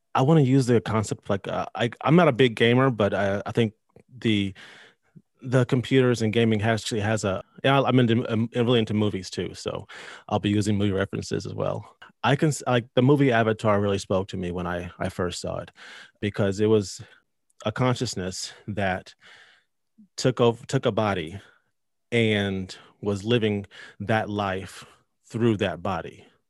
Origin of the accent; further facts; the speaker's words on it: North Carolina, United States; I'm from North Carolina, uh, lived here my whole life